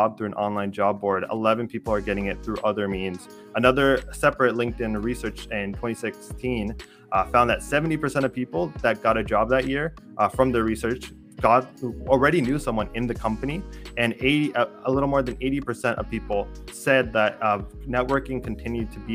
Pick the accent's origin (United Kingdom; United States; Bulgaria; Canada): Canada; I'm Canadian